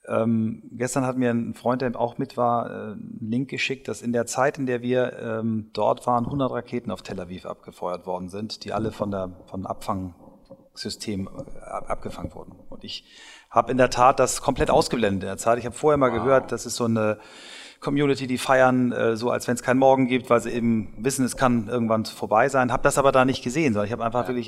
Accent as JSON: {"language": "German", "country": "Germany", "said": "wir als Deutsche ja doch echt eine spezielle Beziehung Klar. haben"}